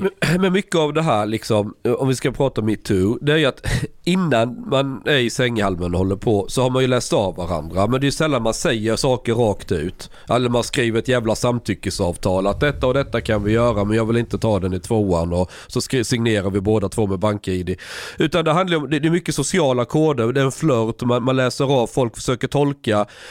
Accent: Skåne, Sweden; moved away; jag växte upp i Skåne

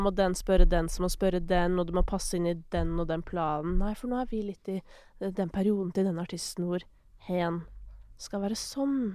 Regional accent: Kolbotn, Akershus, Norway; jeg er fra Kolbotn.

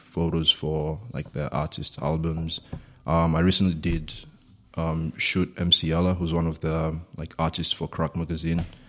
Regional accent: Kenya; moved away as an adult; also born or lived in United States; now in Berlin, Germany; I grew up in Kenya, grew up in a small town in the middle of Kenya, lived there for first eighteen years of my life

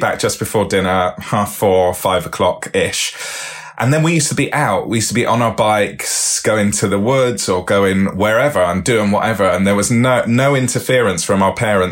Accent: Bristol, South West England, United Kingdom; I grew up in Bristol

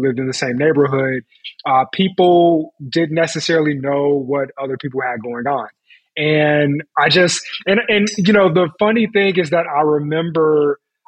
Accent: Chicago, Illinois, United States; I was born and raised in Chicago on the South Side

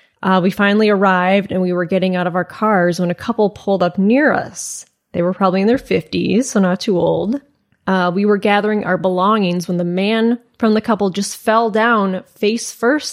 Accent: Ireland; I grew up in Ireland, and I come from a huge Irish Catholic family, 52 first cousins.

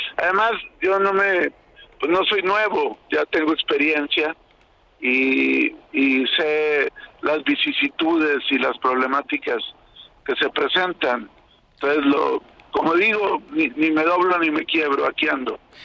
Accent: Torreón, Coahuila, Mexico; Torreón, mi tierra

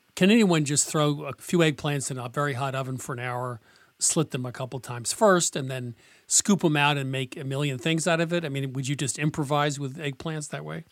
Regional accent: New England, United States; I'm from New England

